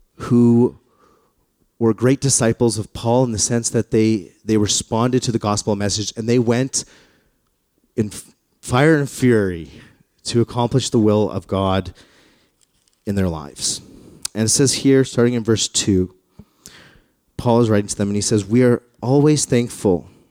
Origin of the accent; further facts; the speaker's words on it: Calgary, Alberta, Canada; I grew up in the West. I grew up in, in Calgary.